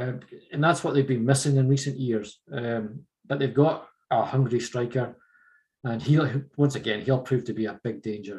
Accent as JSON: {"language": "English", "town": "Huntly", "region": "Scotland", "country": "United Kingdom", "tie": "born or raised there", "said": "Huntley's my hometown team."}